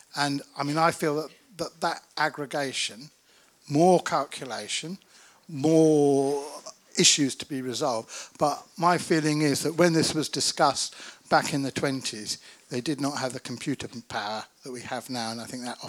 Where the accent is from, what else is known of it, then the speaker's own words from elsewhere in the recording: Isle of Dogs, London, United Kingdom; from the Isle of Dogs.